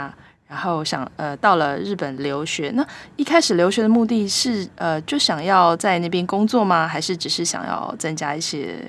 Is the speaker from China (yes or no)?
no; Taiwan; 用我们台湾人的讲法，就是日本之光啦，对不对？